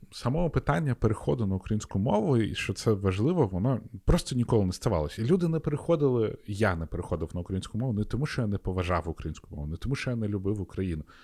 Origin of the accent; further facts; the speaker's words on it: Sakha Republic, Russia; first language ru; Ukrainian is a second language; now in Lviv, Ukraine; Я приїхав сюди у Львів з е, Якутії